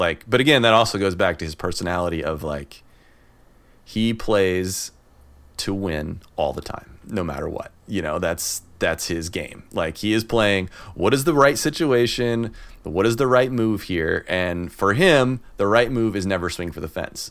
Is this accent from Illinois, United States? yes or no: yes; the Midwest, Illinois, United States; now in San Francisco Bay Area, United States; I grew up in the Midwest